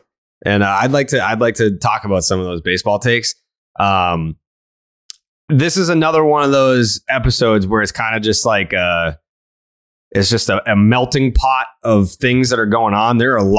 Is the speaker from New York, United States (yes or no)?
no; Saugus, Massachusetts, United States; We grew up in Saugus.